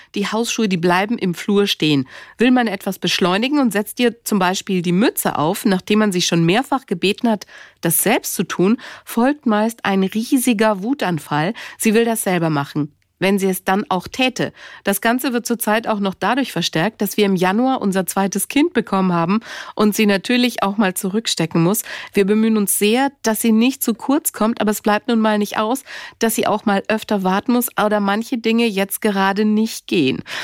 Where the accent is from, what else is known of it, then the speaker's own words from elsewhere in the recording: Germany; now in France; wir sind Deutsche, leben in Frankreich